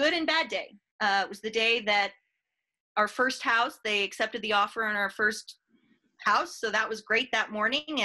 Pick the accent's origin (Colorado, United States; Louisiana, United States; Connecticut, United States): Colorado, United States; Fort Collins; I'm a Northern Colorado native, born and raised in Fort Collins